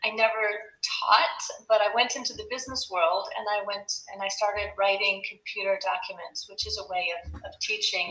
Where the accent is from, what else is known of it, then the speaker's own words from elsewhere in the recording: United States; moved away as an adult; now in Belgium; as an American living in Belgium